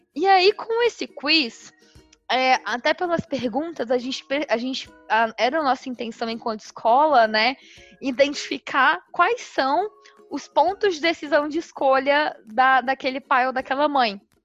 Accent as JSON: {"language": "Portuguese", "region": "Minas Gerais", "country": "Brazil", "tie": "born or raised there", "said": "numa cidade lá em Minas Gerais, na minha cidade natal."}